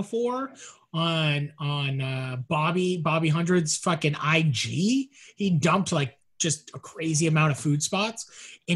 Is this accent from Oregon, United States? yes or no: no; Los Angeles, California, United States; growing up on the West Side of LA.